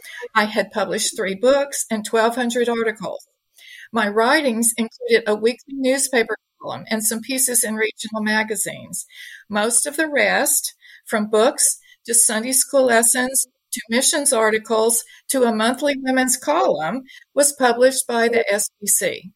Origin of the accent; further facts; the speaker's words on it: Deep South, United States; So, as I said, I was born and raised in the Deep South. I grew up Southern Baptist in a family I believed to be healthy and happy.